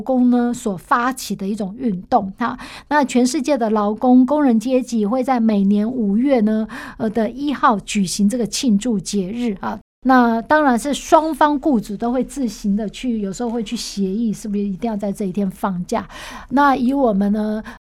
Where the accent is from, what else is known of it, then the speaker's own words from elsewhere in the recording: Taiwan; 我们台湾人民总是蛮温柔的